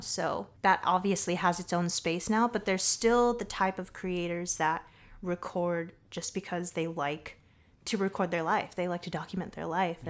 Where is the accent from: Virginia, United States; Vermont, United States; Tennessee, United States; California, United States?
California, United States; Southern; also born or lived in Boston / Los Angeles; now in San Francisco Bay Area, United States; I'm from Southern California. born and raised.